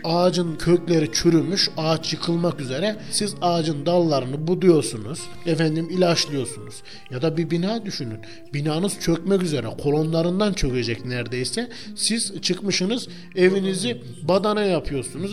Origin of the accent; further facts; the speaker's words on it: Turkey; biz Türkler olarak